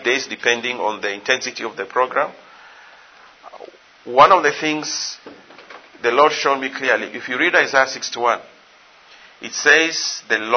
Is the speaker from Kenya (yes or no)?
yes; Kenya; I'm from Kenya.